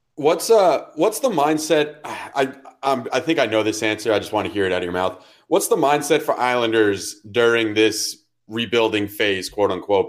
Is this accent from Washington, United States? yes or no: no; Westport, Connecticut, United States; I'm a, I'm a child from Westport, Connecticut. Fairfield County does not have fucking accents.